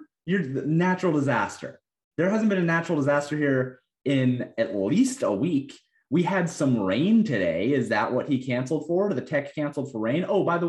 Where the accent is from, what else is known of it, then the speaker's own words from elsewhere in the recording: Colorado, United States; And I'm like, I come from Colorado, bro.